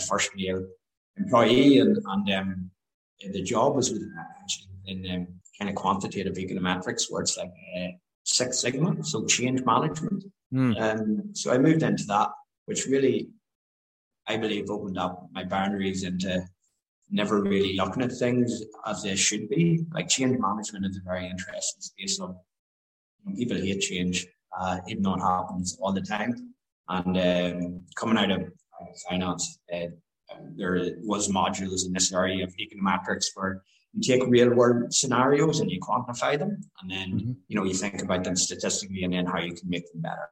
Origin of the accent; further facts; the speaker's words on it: Newry, Northern Ireland, United Kingdom; moved away; also born or lived in London; grew up in Northern Ireland, County Down, and went to school in Newry